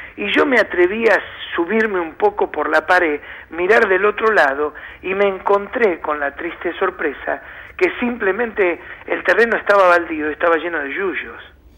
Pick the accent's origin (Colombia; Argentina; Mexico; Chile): Argentina; nosotros vivimos muy atados y más como argentinos al presente